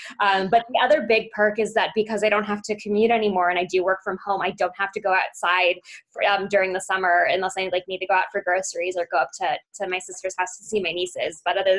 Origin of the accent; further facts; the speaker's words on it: Beverly Hills, California, United States; now in Arizona, United States; which is why I grew up in Beverly Hills, down to Tucson for college, spent a year living in Birmingham, Alabama, and then basically came back to Arizona.